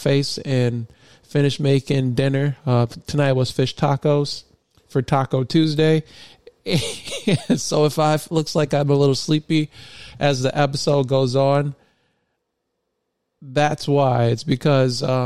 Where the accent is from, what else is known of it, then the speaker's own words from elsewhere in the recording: Michigan, United States; Michigan, my home state